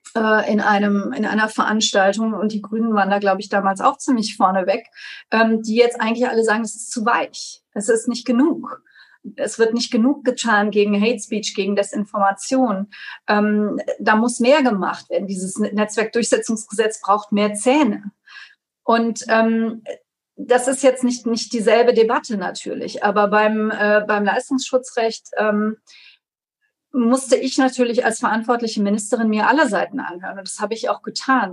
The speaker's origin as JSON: {"language": "German", "town": "Trier", "region": "Rhineland-Palatinate", "country": "Germany", "tie": "born or raised there", "said": "hier in meiner Heimatstadt Trier"}